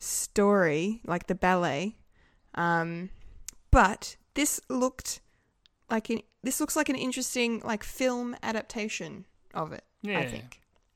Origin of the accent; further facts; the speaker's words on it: Bendigo, Victoria, Australia; also born or lived in eastern Melbourne; now in Melbourne, Australia; I love my hometown. It's great.